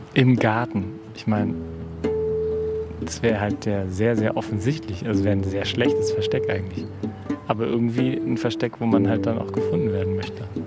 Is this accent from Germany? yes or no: yes; Berlin, Germany; ich bin in Berlin groß geworden